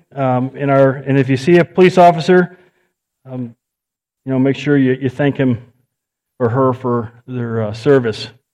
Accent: United States; I'm an American

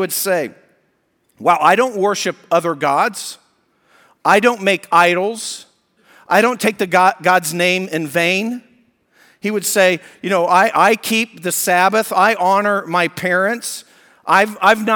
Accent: Colorado, United States; moved away; I was raised in Colorado

